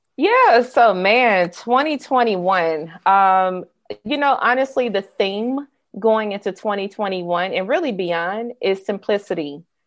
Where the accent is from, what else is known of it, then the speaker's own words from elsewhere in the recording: suburb of Jackson, Mississippi, United States; moved away as an adult; also born or lived in Atlanta, Georgia; I was raised in Mississippi, a suburb right outside of the capital of the state, Jackson.